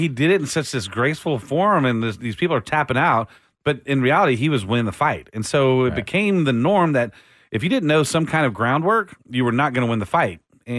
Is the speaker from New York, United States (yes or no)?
no; Austin, Texas, United States; I was born in Austin